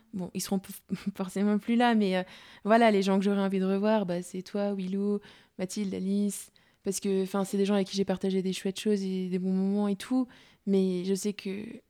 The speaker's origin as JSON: {"language": "French", "town": "Mâcon", "region": "Bourgogne-Franche-Comté", "country": "France", "said": "je suis chez moi à Macon"}